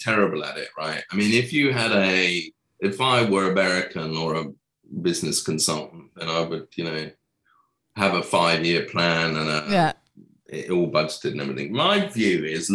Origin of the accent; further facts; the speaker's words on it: England, United Kingdom; I'm English